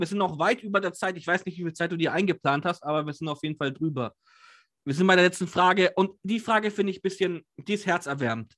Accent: Nuremberg, Bavaria, Germany; born or raised there

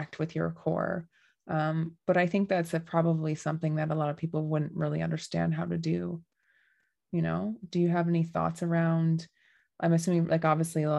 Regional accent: Dryden, Ontario, Canada; I'm from Dryden, Ontario

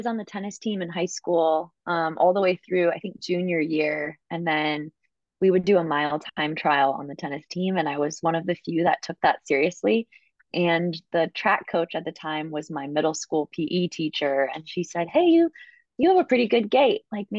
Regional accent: Minnesota, United States; moved away as an adult; now in Portland, United States; I'm originally from Minnesota and moved out to Portland, Oregon about 10 years ago now to go to school at Oregon Health and Science University.

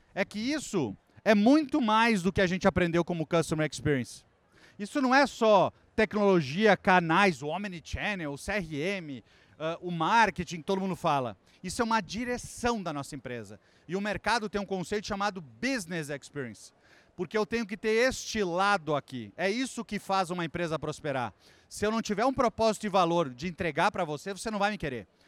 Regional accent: Brazil; sou brasileiro

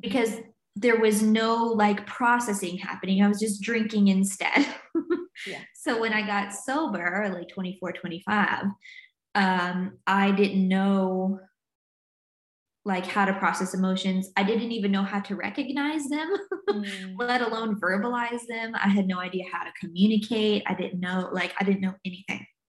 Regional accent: the South, United States; also born or lived in North Carolina / Virginia; now in Newcastle, United Kingdom; I grew up in the States, in the South, in like North Carolina and Virginia is where I'm from.

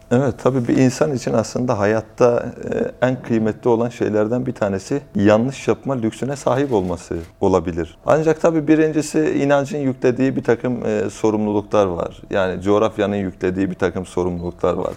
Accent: Malatya, Turkey; Yani ben dört kuşak önceden Konyalıyım, ancak doğma büyüme Malatyalıyım

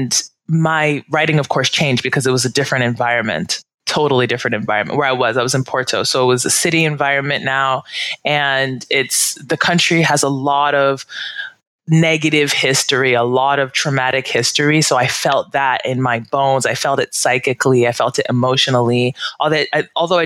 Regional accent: United States; moved away as an adult; I've lived outside of my home country, the U.S., for 5 years

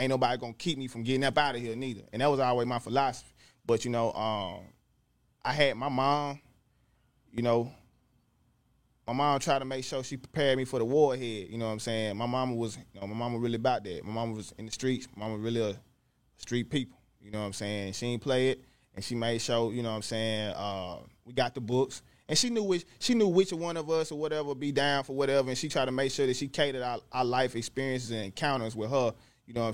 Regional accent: Jackson, Mississippi, United States; I'm from the north side of Jackson, Mississippi, Presidential Hills to be exact.

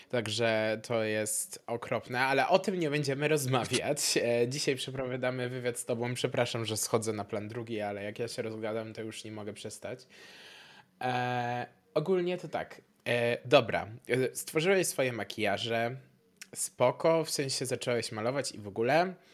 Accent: Poland; now in Gdańsk, Poland; W sensie ja też y, w ogóle pochodzę z małej wioski. Ja się przeprowadziłem teraz w kwietniu do Gdańska

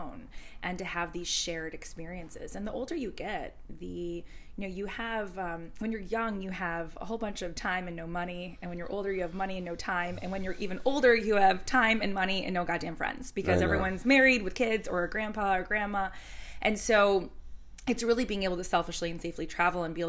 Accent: Chicago, Illinois, United States; moved away as an adult; also born or lived in France; now in New York, United States; I'm from Chicago

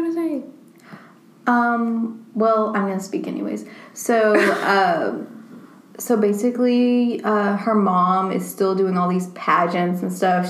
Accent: the South, United States; accent: southern; we're from the South

